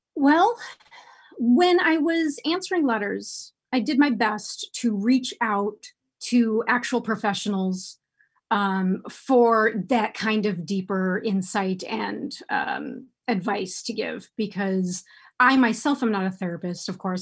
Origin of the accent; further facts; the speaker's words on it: United States; I was born and raised here in the United States